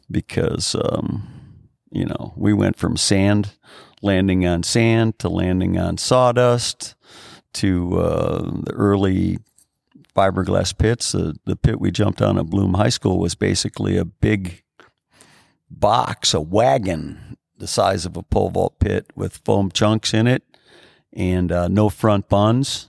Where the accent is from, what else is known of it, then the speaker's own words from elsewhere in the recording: Chicago Heights, Illinois, United States; we grew up on Steger Road on the south, on the southernmost end of Cook County